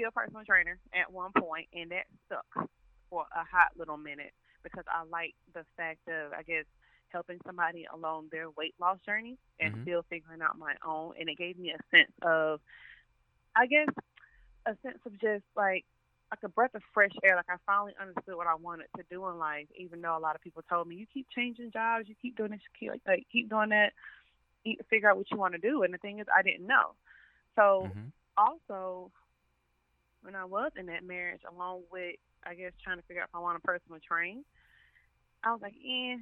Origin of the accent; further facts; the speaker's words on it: Riverdale, Georgia, United States; also born or lived in Atlanta, Georgia; I am originally from the south side of Georgia. A lot of people think the south side is just College Park, but I'm actually from Riverdale